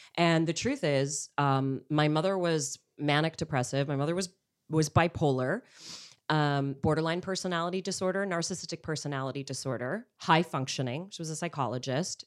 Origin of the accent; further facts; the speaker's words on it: Montreal, Quebec, Canada; now in Los Angeles, United States; I'm from Montreal